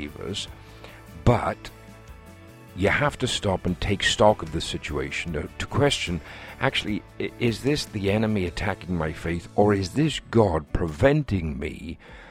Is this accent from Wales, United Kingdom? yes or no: yes; Wales, United Kingdom; here in my home country of Wales